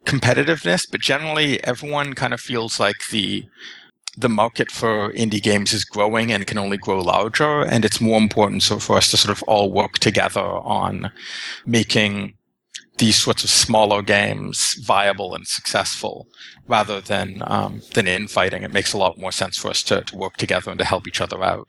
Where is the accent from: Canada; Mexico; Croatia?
Canada; as a Canadian